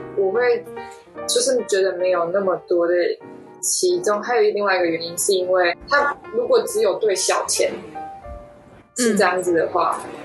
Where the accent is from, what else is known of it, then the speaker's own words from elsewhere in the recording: Taichung, Taiwan; 我是从小是在海线那边长大